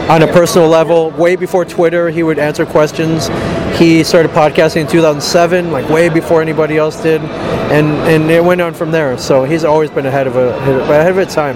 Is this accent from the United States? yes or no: yes; Midwest, United States; moved away as an adult; I grew up in the Midwest